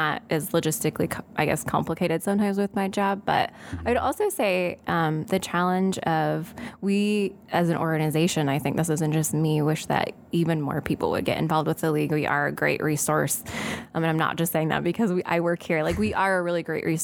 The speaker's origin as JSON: {"language": "English", "town": "Alden", "region": "Iowa", "country": "United States", "tie": "born or raised there", "said": "I grew up on a farm just south of Alden, Iowa, which is in Hardin County near Iowa Falls"}